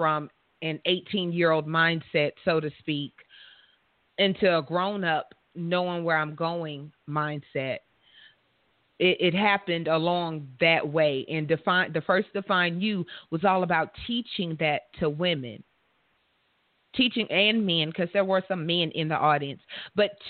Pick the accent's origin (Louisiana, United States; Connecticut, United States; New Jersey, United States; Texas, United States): Louisiana, United States; right here in my home state where I'm all comfortable, Louisiana